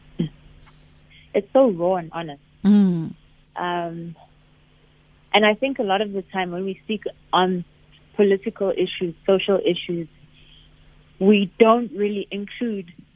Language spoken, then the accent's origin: English; Pretoria, Gauteng, South Africa; born or raised there